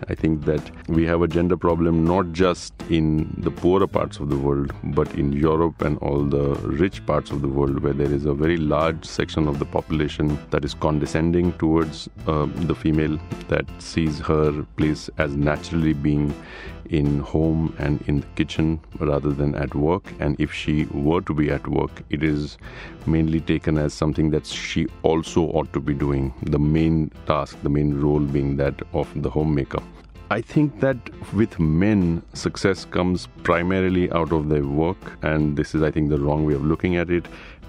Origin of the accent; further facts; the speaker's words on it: Gujarat, India; Gujarat, my home state